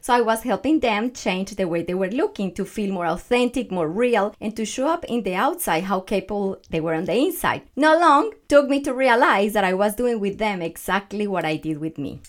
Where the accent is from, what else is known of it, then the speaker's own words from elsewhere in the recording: Colombia; English is a second language; moved away; I am from Colombia, Growing up as a little girl